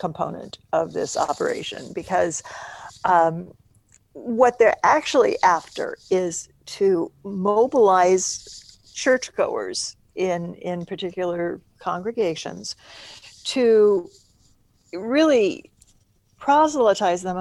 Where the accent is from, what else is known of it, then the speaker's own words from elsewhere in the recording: Stillwater, Oklahoma, United States; moved away; also born or lived in Nebraska; my hometown of Stillwater, Oklahoma